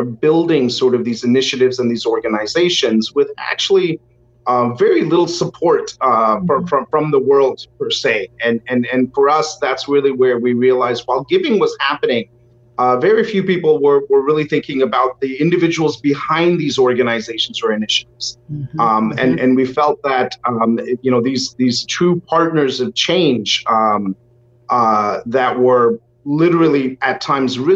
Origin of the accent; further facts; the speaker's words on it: Houston, Texas, United States; I was born and brought up in Houston